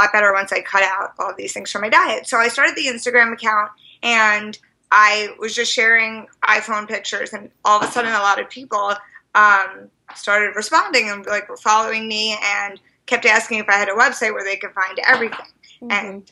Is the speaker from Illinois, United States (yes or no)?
no; New York, United States; moved away as an adult; also born or lived in Amherst, Massachusetts; now in Boston, United States; I'm originally from New York, and I've been in Boston about 4 years now